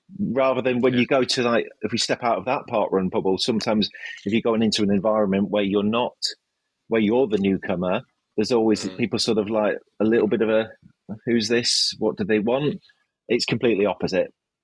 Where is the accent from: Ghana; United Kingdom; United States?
United Kingdom; Manchester, North West England; I was like, yes, that's correct. I'm from Manchester.